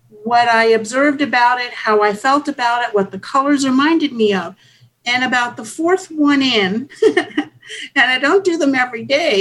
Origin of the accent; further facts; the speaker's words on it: Hawaii, United States; I grew up in Hawaii